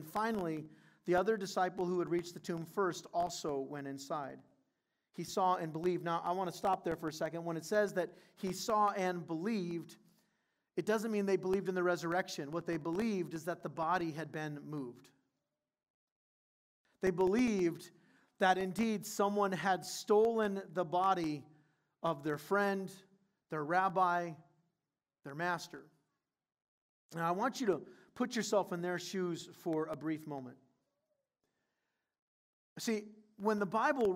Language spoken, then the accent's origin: English; Southern California, United States; moved away; growing up in Southern California, I didn't grow up around farm country